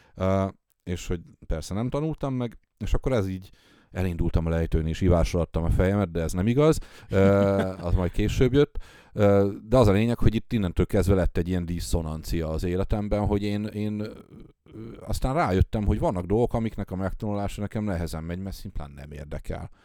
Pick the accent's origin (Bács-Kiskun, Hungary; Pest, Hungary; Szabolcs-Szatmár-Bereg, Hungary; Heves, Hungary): Szabolcs-Szatmár-Bereg, Hungary; Tiszalök; also born or lived in Nyíregyháza; én ugye vidéki gyerek vagyok, Aha. és, és Nyíregyházán, meg szülőfalum, most már város, Tiszalökön nevelkedtem